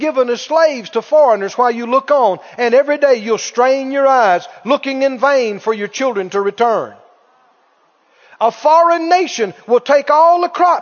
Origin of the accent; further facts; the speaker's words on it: Mississippi, United States; my rural area where I grew up down in Mississippi